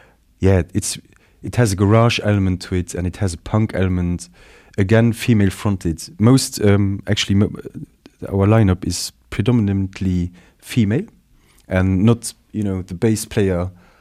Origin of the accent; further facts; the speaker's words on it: Netherlands; accent: Dutch; English is a second language; As you say, you know, it's my Dutch accent here